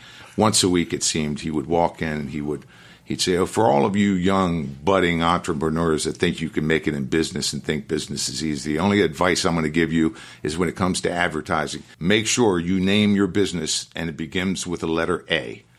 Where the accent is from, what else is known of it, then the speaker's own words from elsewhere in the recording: Annapolis, Maryland, United States; I'm born and raised in Annapolis.